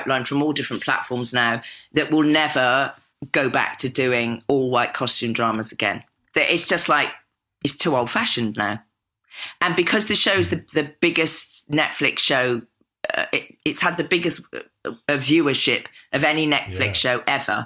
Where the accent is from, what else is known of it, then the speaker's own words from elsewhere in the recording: Cotswolds, South West England, United Kingdom; as a little black kid growing up in the Cotswolds in the 60s